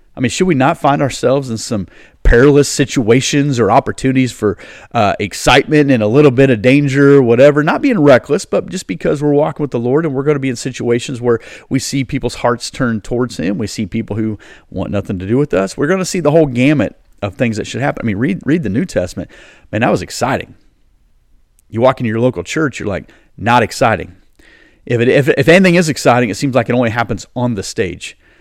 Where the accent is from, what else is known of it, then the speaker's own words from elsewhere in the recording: United States; I'm, I'm an American. I love America.